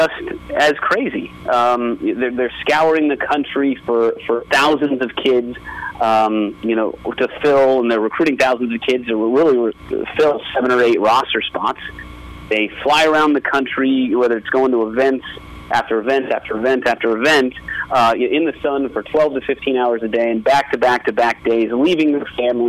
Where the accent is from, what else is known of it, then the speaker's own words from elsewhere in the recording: Las Vegas, Nevada, United States; growing up in Las Vegas, it's a little bit behind the times